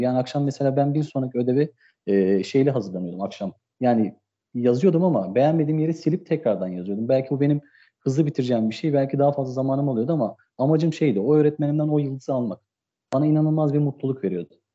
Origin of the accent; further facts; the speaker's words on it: Istanbul, Turkey; 1988 İstanbul doğumluyum